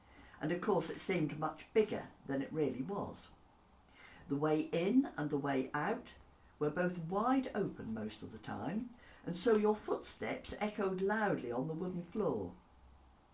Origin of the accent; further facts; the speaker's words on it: Gorleston, East of England, United Kingdom; when we were growing up in Goulston, just off what was then the main road to Lowestoft